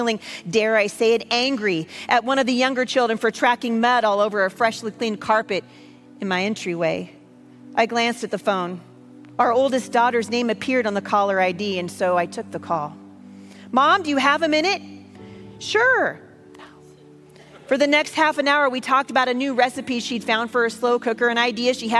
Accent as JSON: {"language": "English", "area": "the Northwest", "region": "Pacific Northwest", "country": "United States", "said": "I'm from the Northwest."}